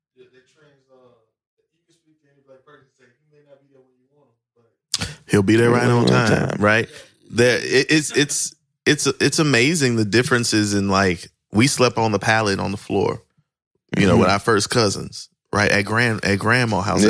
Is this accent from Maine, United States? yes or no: no; Plaquemine, Louisiana, United States; I grew up in Plaquemine, Louisiana